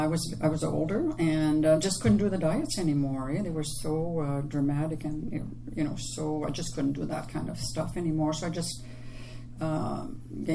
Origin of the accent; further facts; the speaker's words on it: Quebec, Canada; accent: French; I'm from Quebec. I have the French accent.